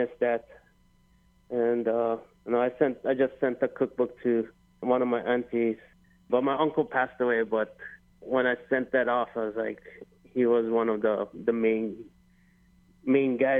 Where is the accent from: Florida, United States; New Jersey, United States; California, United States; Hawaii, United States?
Hawaii, United States; Hilo; now in Wailuku, United States; born and raised in Hilo